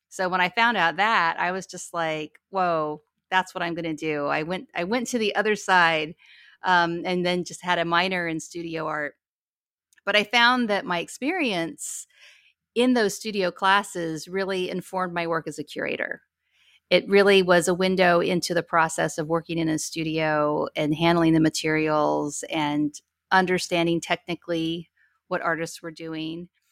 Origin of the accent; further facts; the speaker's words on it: Ogden, Utah, United States; moved away as an adult; also born or lived in Albuquerque, New Mexico / Seattle, Washington / New York; now in Portland, United States; we spent most of my childhood living in northern Utah. in Ogden, Utah